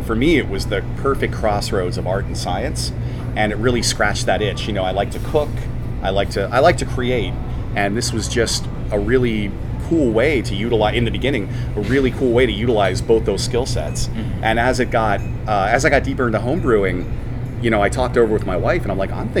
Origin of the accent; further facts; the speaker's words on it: Pennsylvania, United States; born there; also born or lived in Washington, D.C. area; I should say I'm from the East Coast originally. {S1} Yeah. {S3} Born in Pennsylvania, lived outside of DC for a good decade